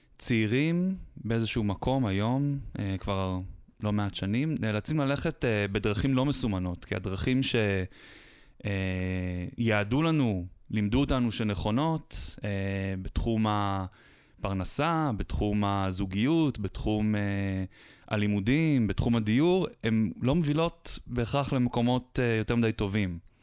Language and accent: Hebrew; Haifa, Haifa District, Israel; חיפאי born and raised